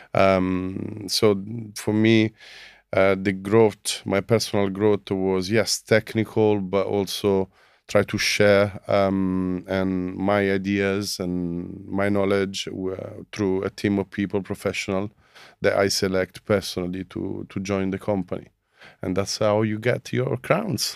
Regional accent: Rome, Lazio, Italy; moved away as an adult; now in London, United Kingdom; I'm from Italy, Rome.

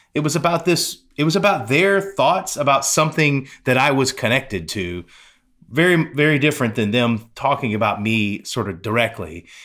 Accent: Pensacola, Florida, United States; moved away; my hometown

